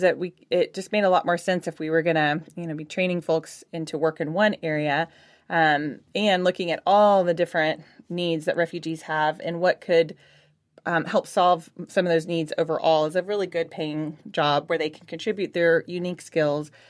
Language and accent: English; Houston, Texas, United States; moved away as an adult; now in Austin, United States; I'm originally from Houston, but came up to go to school, um, here at U T studying ecology, and then just stayed